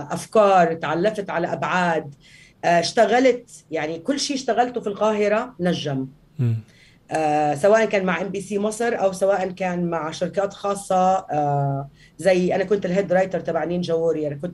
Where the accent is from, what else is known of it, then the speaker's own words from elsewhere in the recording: Palestine; انا فلسطينيه